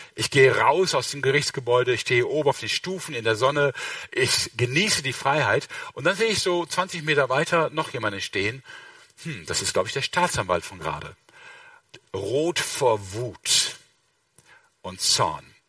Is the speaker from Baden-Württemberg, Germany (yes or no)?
no; Mönchengladbach, North Rhine-Westphalia, Germany; Ich komme aus Mönchengladbach